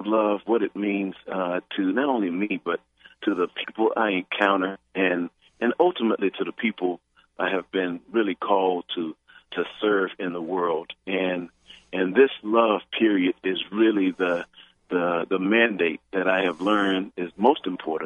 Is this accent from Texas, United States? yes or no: yes; Houston, Texas, United States; growing up in Houston, Texas, I grew up in a world with two water fountains